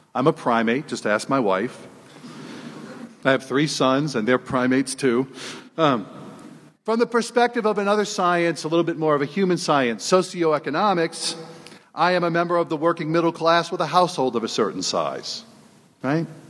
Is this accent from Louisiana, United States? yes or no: yes; New Orleans, Louisiana, United States; moved away as an adult; now in South Bend, United States; I was born and raised in New Orleans